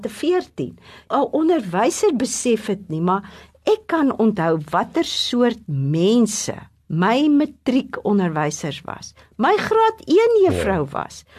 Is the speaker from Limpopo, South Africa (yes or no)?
no; Adelaide, Eastern Cape, South Africa; toe ek klein was in Adelaide groot te word.